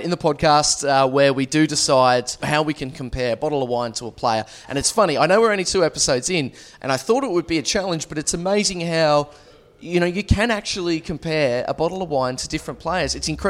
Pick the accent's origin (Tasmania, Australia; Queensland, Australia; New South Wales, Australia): Tasmania, Australia; accent: Tasmanian; moved away; Well, I still speak Tasmanian.